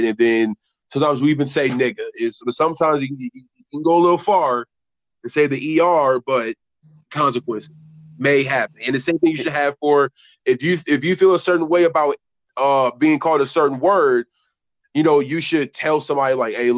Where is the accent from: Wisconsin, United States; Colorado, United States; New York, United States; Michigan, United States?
Michigan, United States; Detroit; I am from Detroit